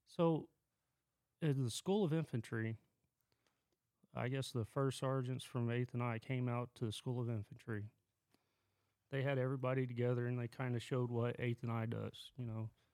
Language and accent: English; Lawton, Oklahoma, United States; moved away as an adult; I was born and raised around Lawton, which is southwest corner of Oklahoma.